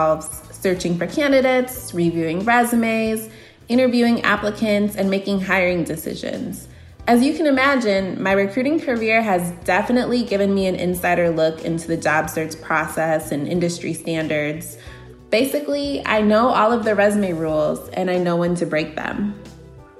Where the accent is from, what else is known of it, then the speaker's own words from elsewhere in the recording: Aurora, Illinois, United States; I'm from Aurora, Illinois in the Chicago suburbs